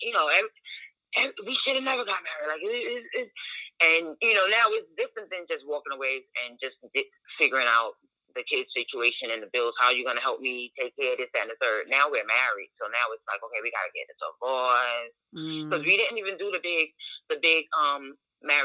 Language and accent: English; New York City, New York, United States; moved away as an adult; also born or lived in Virginia; I was born and raised in Brooklyn.